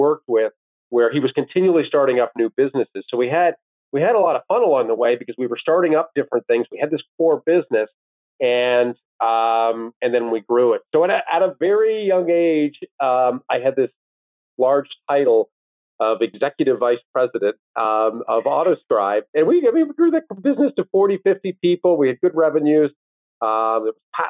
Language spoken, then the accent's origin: English; Owen Sound, Ontario, Canada; moved away as an adult; also born or lived in Washington, D.C.; now in Toronto, Canada; Both my wife and I grew up in Owen Sound.